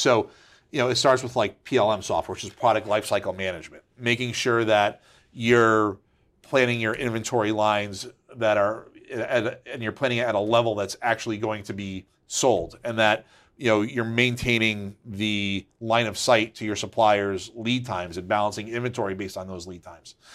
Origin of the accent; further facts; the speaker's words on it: Waterbury, Connecticut, United States; Yep, so I'm a Connecticut native. Uh, I grew up in Waterbury.